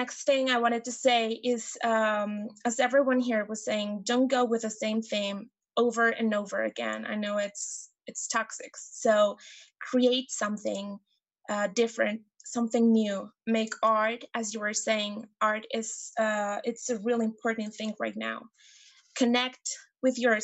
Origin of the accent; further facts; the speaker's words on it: Mexico; I'm from Mexico